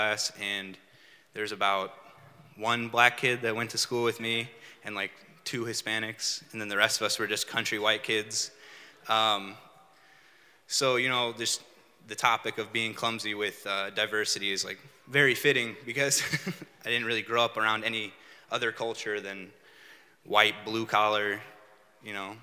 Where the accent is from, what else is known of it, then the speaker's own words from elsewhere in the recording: United States; moved away as an adult; now in St. Louis, United States; I was growing up in Chabance, I didn't like see that as a reality for me, you know. I figured I would just grow up and live in Chabance my whole life